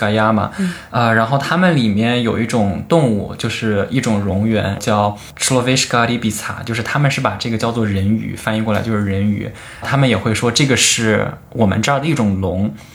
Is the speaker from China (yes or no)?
yes; Henan, China; moved away as an adult; now in Beijing, China; 我是和男的考生